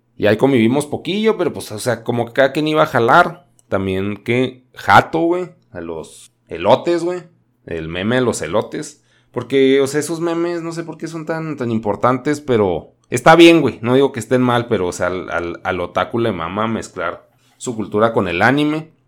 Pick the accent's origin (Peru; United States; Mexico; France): Mexico; Chihuahua; Yo soy de Chihuahua